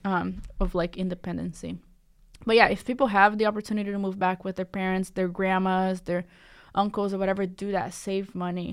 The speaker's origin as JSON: {"language": "English", "town": "Cambridge", "region": "Massachusetts", "country": "United States", "tie": "born or raised there", "said": "I grew up in Cambridge, uh, Massachusetts"}